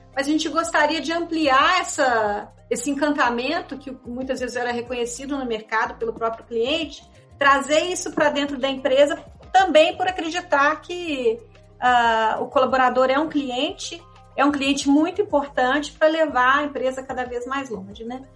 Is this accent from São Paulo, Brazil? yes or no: no; Minas Gerais, Brazil; eu sou mineira